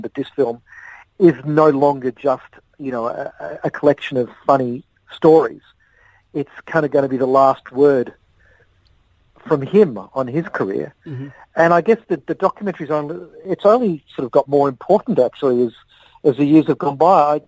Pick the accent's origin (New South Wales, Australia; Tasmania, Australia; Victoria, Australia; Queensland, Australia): Victoria, Australia; Melbourne; born or raised there